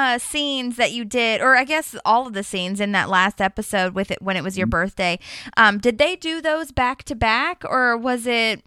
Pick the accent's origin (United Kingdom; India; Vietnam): India; No, I'm an Indian.